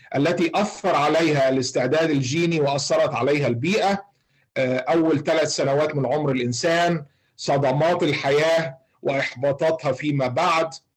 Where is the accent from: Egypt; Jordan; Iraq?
Egypt; عندنا في مصر